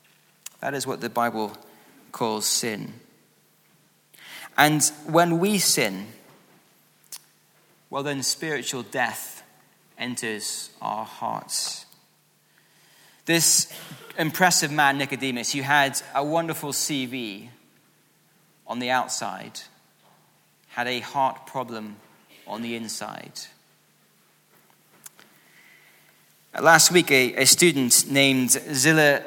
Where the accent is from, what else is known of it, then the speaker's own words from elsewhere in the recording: Scotland, United Kingdom; I was growing up in Scotland